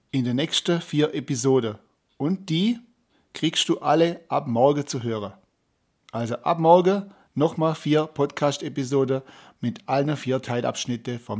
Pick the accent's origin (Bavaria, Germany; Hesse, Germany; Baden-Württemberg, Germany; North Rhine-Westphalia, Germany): Baden-Württemberg, Germany; Meine Heimat hier.